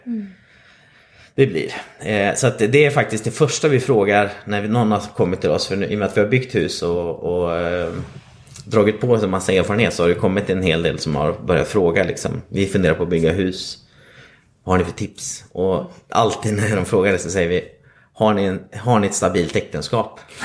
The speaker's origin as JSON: {"language": "Swedish", "town": "Vilhelmina", "region": "Västerbotten County", "country": "Sweden", "also_born_or_lived": "Stockholm", "moved": "as an adult", "lives_now": "Gothenburg, Sweden", "said": "kommer ursprungligen uppifrån Lappland, eh, Vilhelmina, södra Lappland"}